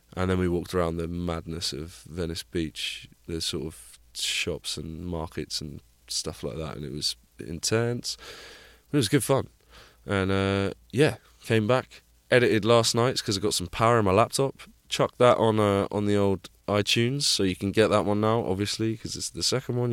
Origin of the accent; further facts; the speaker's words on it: Plymouth, South West England, United Kingdom; moved away; my, my hometown of Plymouth